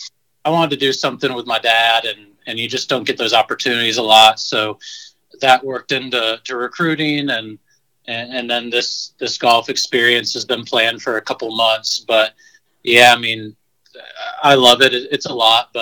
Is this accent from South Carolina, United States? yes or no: yes; Greenville, South Carolina, United States; moved away; I grew up around Furman University, and had a great facility, and I played in high school